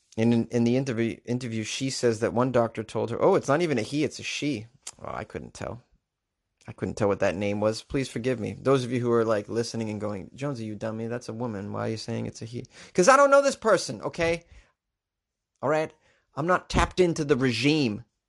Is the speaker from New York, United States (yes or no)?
no; Boston, Massachusetts, United States; my hometown